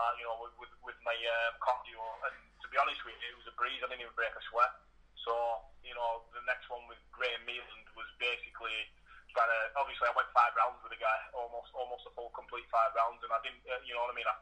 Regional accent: Blackburn, North West England, United Kingdom; moved away as an adult; also born or lived in Preston / Leyland; I was from Blackburn originally. I got married and I moved to Preston.

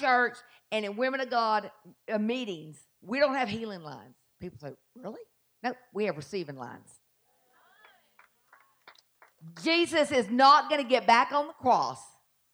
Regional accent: the South, United States; accent: Southern; my Southern accent

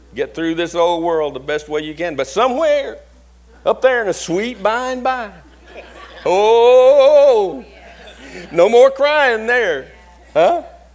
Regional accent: Marked Tree, Arkansas, United States; moved away; I'm from Mark Tree, Arkansas. That's a usual response I get when I tell people about Mark Tree, Arkansas. It's a little bitty town up in the northeast corner of Arkansas. There's nothing there. It's cotton country, big snakes, big mosquitoes.

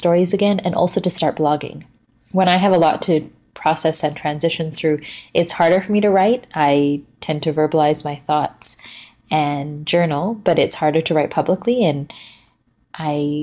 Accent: West Coast, Canada; moved away as an adult; also born or lived in Vancouver, Canada; now in Toronto, Canada; I'm originally from the West Coast.

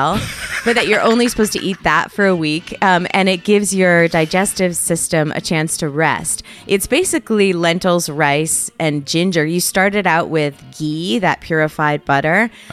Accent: Connecticut, United States; the kind of culture I was raised in Connecticut

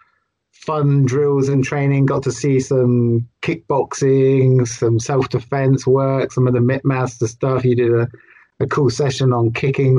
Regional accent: United Kingdom; we're British.

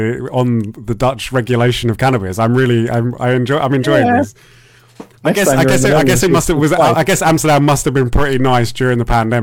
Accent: United Kingdom; I'm a Brit.

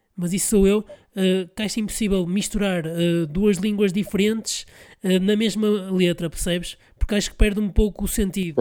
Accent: Porto, Norte, Portugal; eu sou de cá, sou do Porto

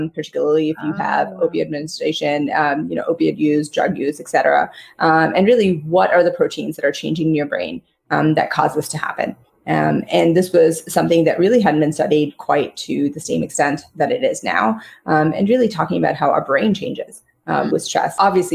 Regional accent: New York City, New York, United States; also born or lived in Bombay, India; I grew up in Queens

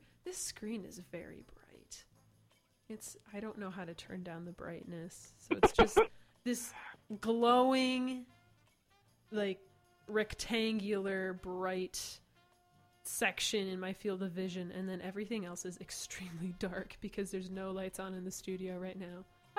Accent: Dubuque, Iowa, United States; I'm from Dubuque. Like, it's... I mean, my dad's Canadian, if that makes any... I think it's Canadian genes.

